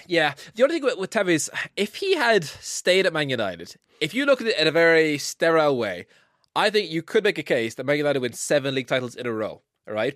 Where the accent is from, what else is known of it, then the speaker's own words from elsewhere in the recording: Ireland; as an Irish fan